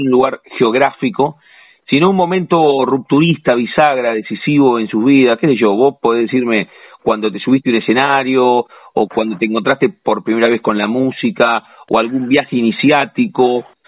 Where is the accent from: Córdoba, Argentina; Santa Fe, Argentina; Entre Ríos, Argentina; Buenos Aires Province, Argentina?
Buenos Aires Province, Argentina; La Plata; nosotros los platenses.